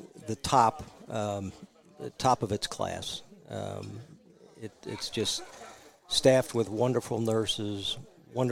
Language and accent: English; Abington, Pennsylvania, United States; I grew up in Abington